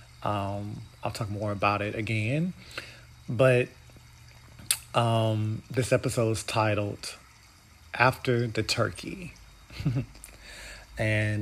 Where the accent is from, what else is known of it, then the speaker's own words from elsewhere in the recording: United States; we are Americans